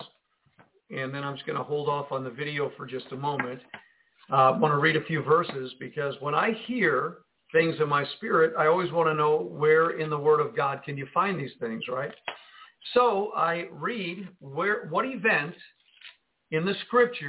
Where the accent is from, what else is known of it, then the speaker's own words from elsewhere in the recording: Jersey City, New Jersey, United States; I come from Jersey City